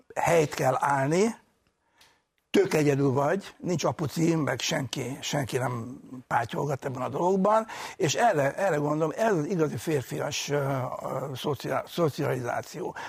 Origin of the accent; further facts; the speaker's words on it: Budapest, Hungary; úgyhogy egy pesti gyerek voltam